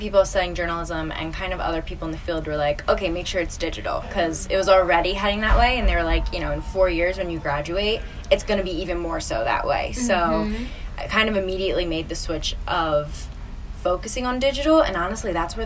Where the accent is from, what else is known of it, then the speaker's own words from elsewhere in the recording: New Jersey, United States; moved away as an adult; now in New York, United States; I'm originally from South Jersey